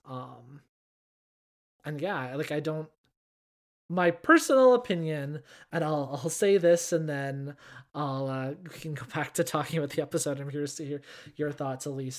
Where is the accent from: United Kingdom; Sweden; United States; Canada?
Canada; I am Canadian